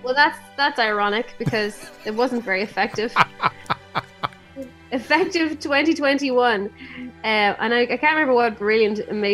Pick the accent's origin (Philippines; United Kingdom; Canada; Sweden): United Kingdom; England; Also, I grew up partially in England, where everyone takes their shoes off when they go into a house.